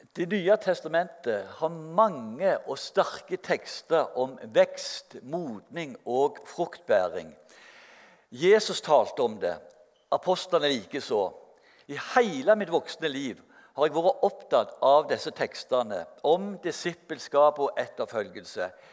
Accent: Sandnes, Rogaland, Norway; jeg er fra Gandal, og jeg ble 70 år på torsdag

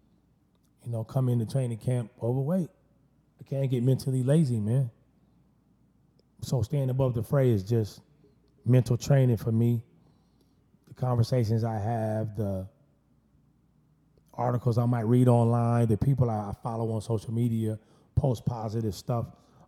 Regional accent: Pasadena, California, United States; I'm one of the only guys in my immediate group that I grew up with in Pasadena that graduated from high school

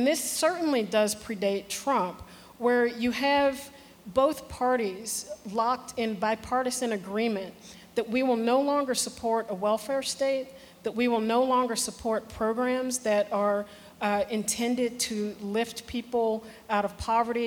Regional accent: Chicago, Illinois, United States; I'm from Chicago

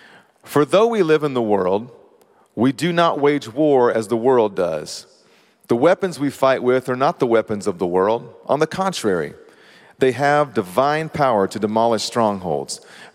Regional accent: Kentucky, United States; I mean, I came from Kentucky

